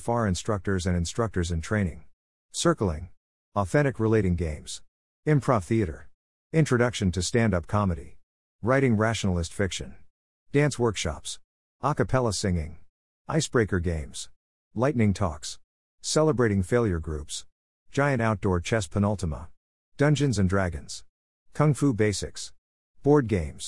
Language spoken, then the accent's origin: English; United Kingdom; I'm British and very awkward, so a lot of this stuff terrifies me.